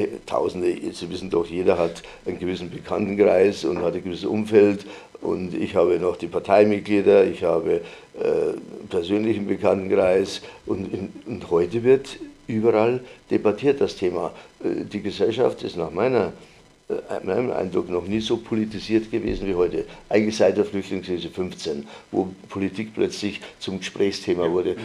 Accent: Bavaria, Germany; moved away; ich stamme aus Bayern, da spricht man die Dinge sehr deutlich

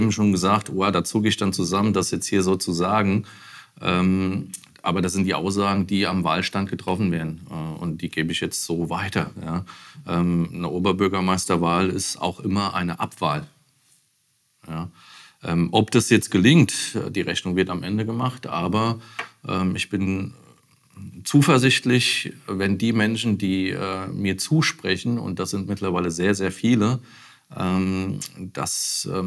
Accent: Bad Kreuznach, Rhineland-Palatinate, Germany; ich komme aus Bad Kreuznach. Äh, Winsenheim bin ich groß geworden. Ähm, habe zwischendurch auch in Bad Kreuznach gelebt und äh, wohne seit 2017 mit meiner Familie in Bosenheim.

